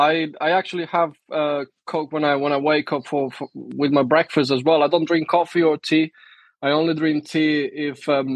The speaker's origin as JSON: {"language": "English", "country": "Spain", "second_language": "English", "moved": "as an adult", "lives_now": "United Kingdom", "said": "I'm originally from Spain"}